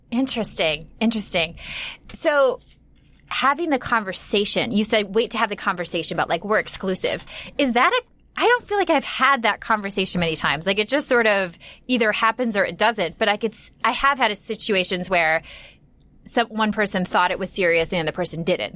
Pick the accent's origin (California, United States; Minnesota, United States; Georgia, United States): Minnesota, United States; moved away; I'm from Minnesota